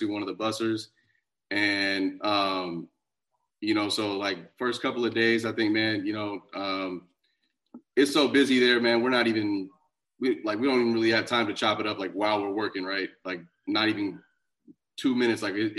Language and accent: English; Sacramento, California, United States; now in Los Angeles, United States; I grew up like I grew up mostly up in Sacramento.